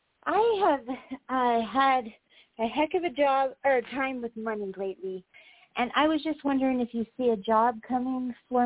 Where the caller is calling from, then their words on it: Wyoming, United States; I'm calling from Wyoming.